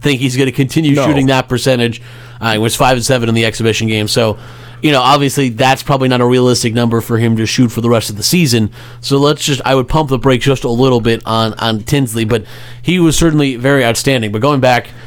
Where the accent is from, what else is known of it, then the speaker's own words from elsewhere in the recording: New York area, United States; I'm from the New York area